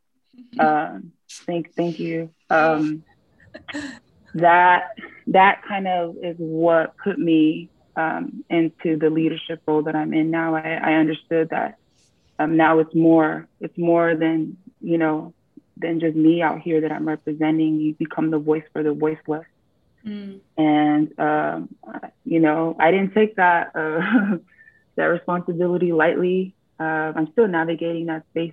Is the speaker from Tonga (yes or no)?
yes; Tonga; I am from the South Pacific island of Tonga.